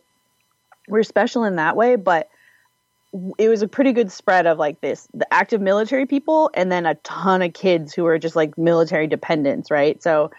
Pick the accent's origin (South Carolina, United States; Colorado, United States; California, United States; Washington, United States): Washington, United States; I'm originally from Washington State. There's an area up there called Puget Sound with an island called Whidbey Island. And there is a Naval Air Base there where my dad was stationed.